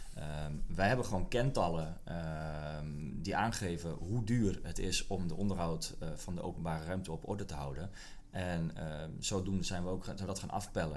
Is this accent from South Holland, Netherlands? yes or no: no; Kop van Noord-Holland, North Holland, Netherlands; moved away; also born or lived in Leeuwarden; ik kom zelf uit de kop van Noord-Holland